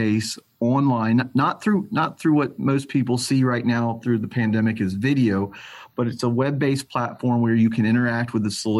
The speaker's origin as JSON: {"language": "English", "town": "Atlanta", "region": "Georgia", "country": "United States", "tie": "born or raised there", "said": "I'm born and bred in Atlanta, Georgia, one of the few guys left in town that was raised here"}